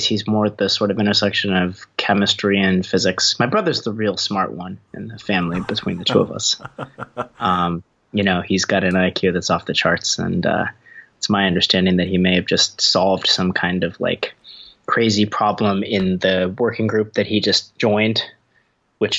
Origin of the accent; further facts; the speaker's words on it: Eugene, Oregon, United States; I did grow up in Eugene.